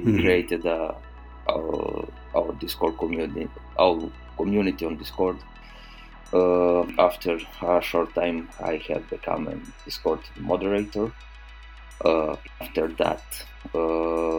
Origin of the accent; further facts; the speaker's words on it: Serbia; I'm from Serbia, started working with Test.io